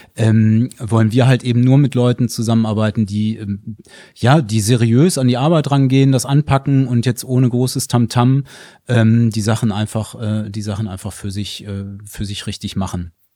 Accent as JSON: {"language": "German", "area": "Ruhr area", "region": "North Rhine-Westphalia", "country": "Germany", "said": "bei uns im Ruhrgebiet, äh, bei uns im Ruhrgebiet"}